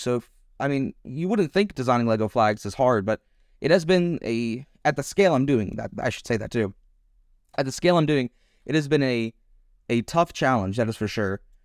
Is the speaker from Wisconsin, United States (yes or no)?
no; Texas, United States; now in Germany; I currently live in Germany, but I am an American. I come from uh, Texas